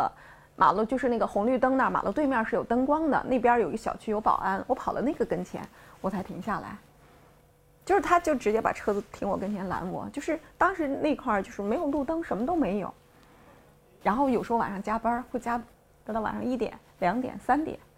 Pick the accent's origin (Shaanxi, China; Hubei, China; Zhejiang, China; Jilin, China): Shaanxi, China; Xi'an; moved away as an adult; now in Beijing, China; 我前二十八年基本上都在西安生活，就是我生在西安，长在西安，读书也在西安，工作也在西安。然后二十八岁了，给你换了一个环境。